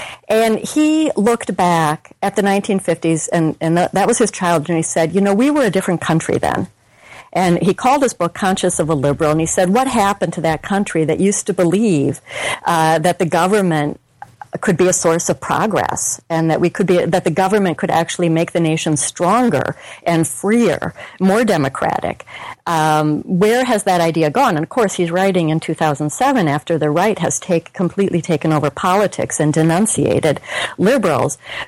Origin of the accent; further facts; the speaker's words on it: Minnesota, United States; I'm from Minnesota, and I went to the University of Minnesota.